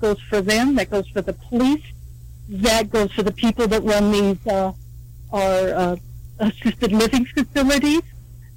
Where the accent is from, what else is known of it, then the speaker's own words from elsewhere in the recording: California, United States; moved away; I'm from California